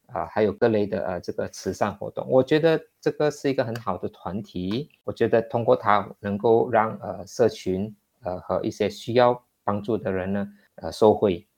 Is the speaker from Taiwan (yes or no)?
no; Malaysia; moved away as an adult; now in Singapore; 我在新加坡工作嘛，那么呢，我就不能够，呃，回去马，马来西亚